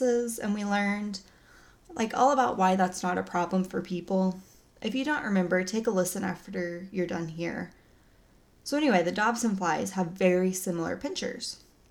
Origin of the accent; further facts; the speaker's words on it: Oklahoma, United States; I'm from Oklahoma. We don't say most words correctly